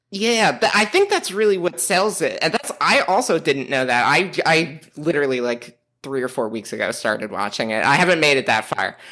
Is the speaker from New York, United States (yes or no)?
yes; New York City, New York, United States; moved away; I'm from Staten Island, which all the other boroughs would tell me that I'm not from New York City